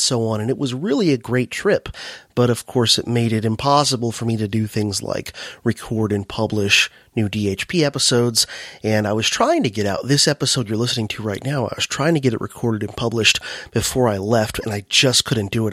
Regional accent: United States; my home country, the U S

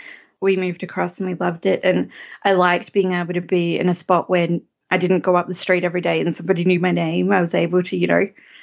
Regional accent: Strzelecki Ranges, Victoria, Australia; also born or lived in Latrobe Valley, Victoria; used to live over the Strzelecki Ranges. That's part of one of the ranges that makes this a valley, in a little town called Lingatha. That's my hometown. It's a small, small town of like 4,000 people. I used to know everybody there

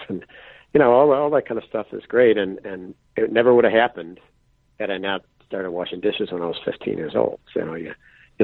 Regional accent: Buffalo, New York, United States; now in Adirondacks, United States; I was born and raised in Buffalo, so I'm used to winters.

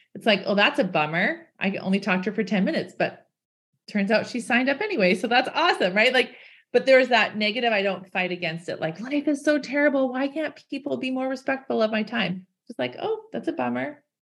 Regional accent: Canada; I'm from Canada. We have lots of snow here.

